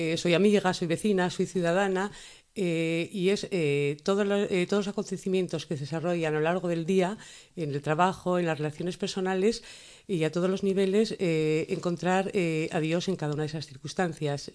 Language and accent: Spanish; Asturias, Spain; como asturiana